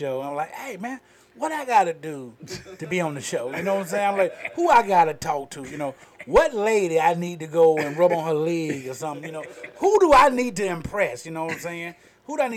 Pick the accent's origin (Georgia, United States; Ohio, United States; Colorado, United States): Georgia, United States; Carrollton; also born or lived in Tallapoosa, Georgia; I'm from West Georgia, Carrollton